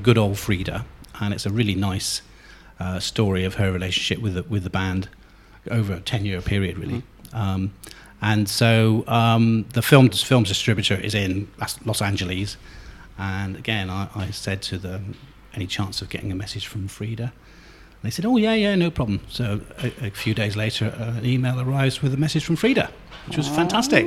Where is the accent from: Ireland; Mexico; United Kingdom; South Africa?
United Kingdom; Somerset, South West England; I come from Somerset